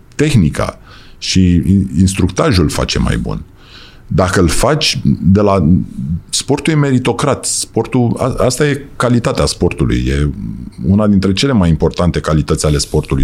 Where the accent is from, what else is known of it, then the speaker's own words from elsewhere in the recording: Romania; also born or lived in United States; Suntem români